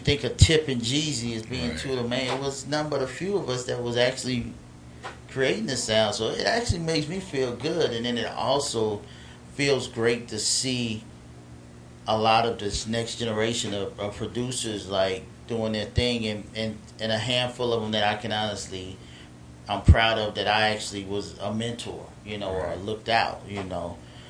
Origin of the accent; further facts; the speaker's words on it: Alabama, United States; also born or lived in Los Angeles, California / Montgomery, Alabama; I was born in Los Angeles, so that was home. And then I was raised in Alabama.